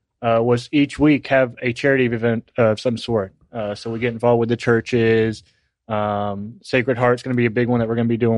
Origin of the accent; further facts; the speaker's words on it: Milton, Florida, United States; moved away as an adult; also born or lived in Jacksonville, Florida; I grew up in Milton, right up the road.